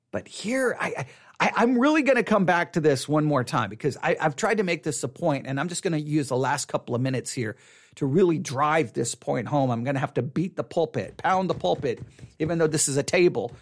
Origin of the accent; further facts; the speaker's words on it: Buffalo Gap, Texas, United States; I grew up in Buffalo Gap, Texas. Grew up in Buffalo Gap, Texas.